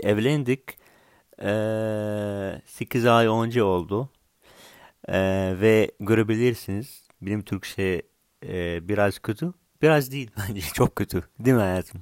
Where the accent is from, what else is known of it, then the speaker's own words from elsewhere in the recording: Syria; Turkish is a second language; also born or lived in Saudi Arabia; now in Istanbul, Turkey; ben Suriyelim